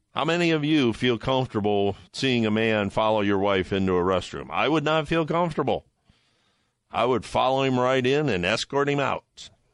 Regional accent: Toledo, Ohio, United States; my hometown is Toledo, Ohio

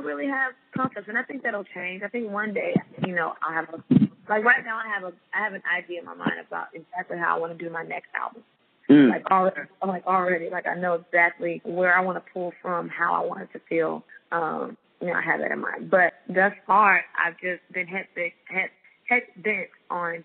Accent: Florida, United States; moved away; my home state to Florida

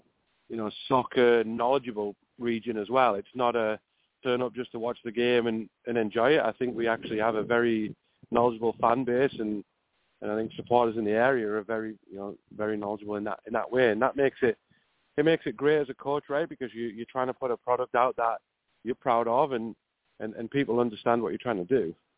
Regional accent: England, United Kingdom; it's very similar to what I grew up in England

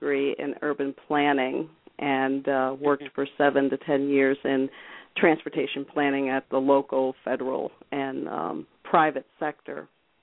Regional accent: upstate New York, United States; I was raised in upstate New York

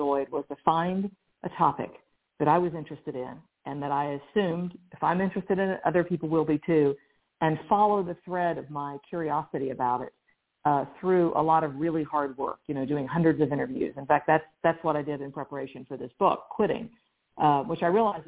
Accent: West Virginia, United States; my home state of West Virginia

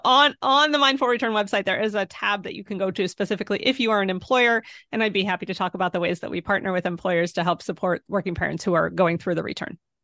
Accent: Pennsylvania, United States; moved away; also born or lived in Washington, D.C.; I'm from Pennsylvania

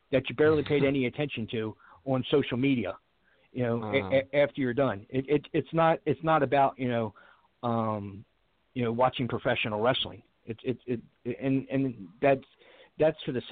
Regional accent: Baltimore, Maryland, United States; I'm from Baltimore

